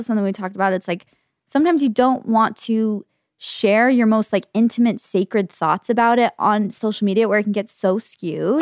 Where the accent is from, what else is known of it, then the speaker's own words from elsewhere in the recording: Gilbert, Arizona, United States; growing up in Gilbert